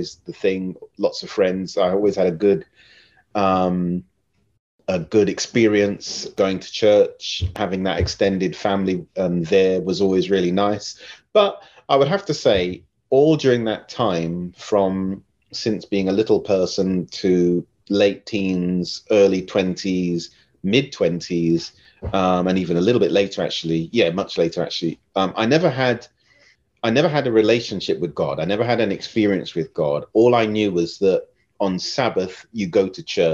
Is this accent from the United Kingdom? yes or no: yes; Basingstoke, South East England, United Kingdom; also born or lived in London; my mum took myself and my sister to Hampshire, Basingstoke. And so we grew up in Basingstoke.